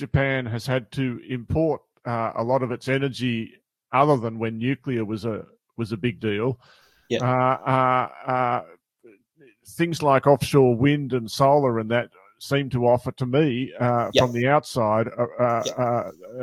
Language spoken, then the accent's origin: English; Australia; as an Australian